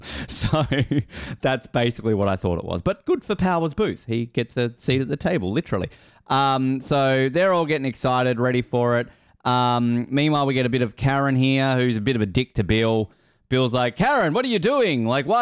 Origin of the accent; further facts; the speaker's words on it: Australia; I'm Australian. I shouldn't be allowed to be president.